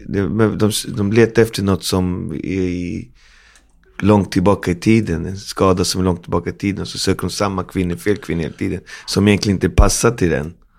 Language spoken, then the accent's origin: Swedish; Sweden; Jag är ändå född i Sverige, min mamma är svenska och jag växte upp på 80-talet